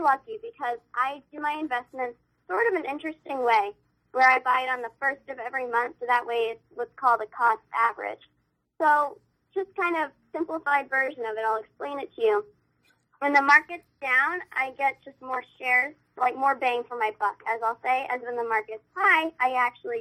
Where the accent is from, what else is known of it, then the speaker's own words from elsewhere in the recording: New Hampshire, United States; my state will always be my home state